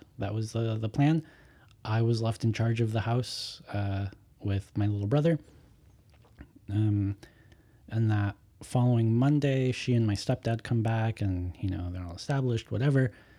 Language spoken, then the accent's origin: English; Denver, Colorado, United States; We're in Denver. I'm from Denver, Colorado.